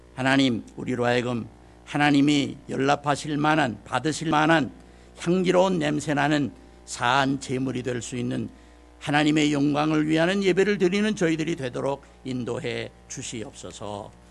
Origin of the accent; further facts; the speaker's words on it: South Korea; 우리 한국 사람이 한국말로 말하면은